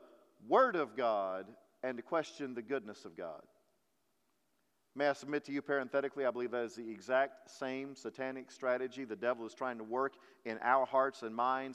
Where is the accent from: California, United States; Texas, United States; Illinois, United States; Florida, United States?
Texas, United States; also born or lived in Kentucky; we're very proud to be Texans